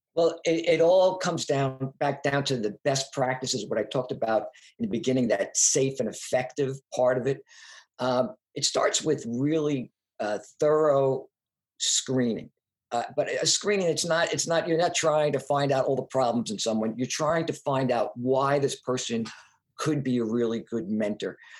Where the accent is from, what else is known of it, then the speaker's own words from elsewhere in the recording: Long Island, New York, United States; also born or lived in Brooklyn, New York; I was from New York, from Long Island. I went to high school in Brooklyn, back when Brooklyn was Brooklyn